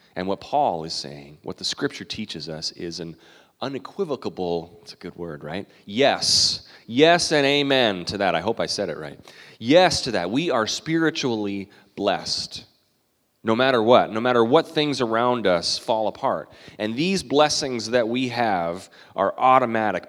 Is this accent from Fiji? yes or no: no; Canada; now in United States; I'm a Canadian citizen